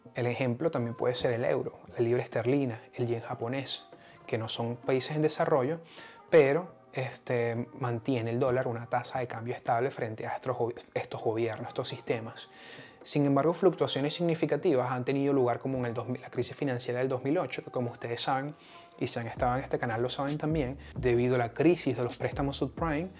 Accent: Venezuela; moved away; yo vengo de Venezuela

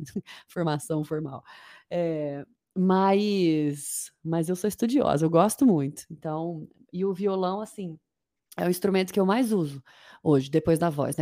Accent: Uberlândia, Minas Gerais, Brazil; also born or lived in Uberaba / Niterói / London; eu nasci em Uberaba, mas eu vivi, eu vivi em Uberlândia a vida inteira

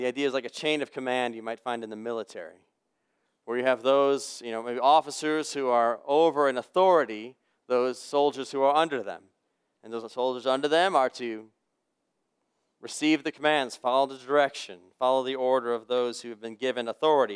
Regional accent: United States; as an American human being living in this century

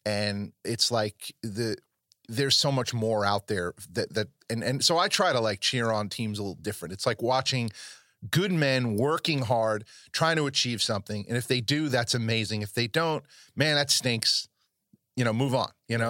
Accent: New York area, United States; I come from the New York area

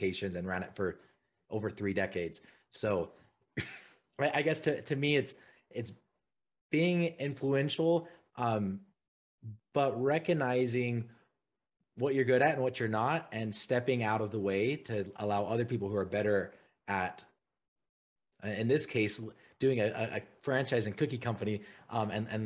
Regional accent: Utah, United States; I'm from Utah, grew up here

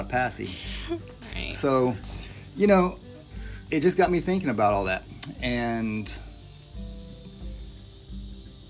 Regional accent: Searcy, Arkansas, United States; moved away; I'm from Searcy, about 2 hours north of here.

